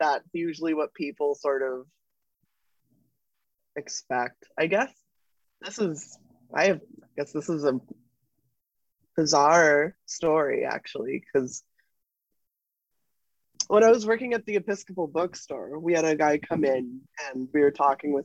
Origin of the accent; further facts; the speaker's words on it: Seattle, Washington, United States; I'm from Seattle